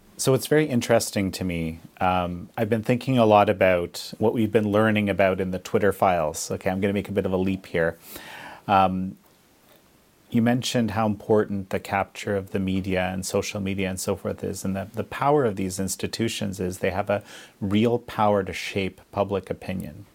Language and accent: English; Canada; we're both Canadian